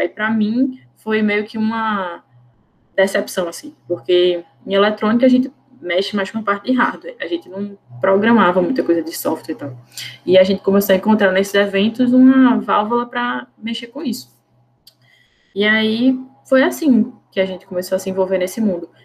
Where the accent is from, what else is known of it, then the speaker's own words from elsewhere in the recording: Recife, Pernambuco, Brazil; eu sou daqui de Recife